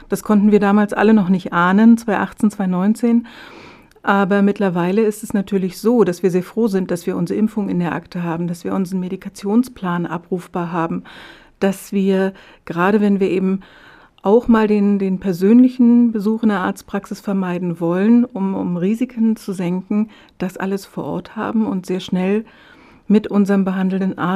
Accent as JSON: {"language": "German", "region": "Berlin", "country": "Germany", "said": "Ich komme ja ursprünglich aus Berlin"}